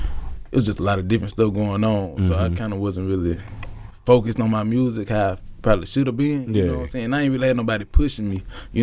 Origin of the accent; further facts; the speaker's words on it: Hattiesburg, Mississippi, United States; It's my hometown.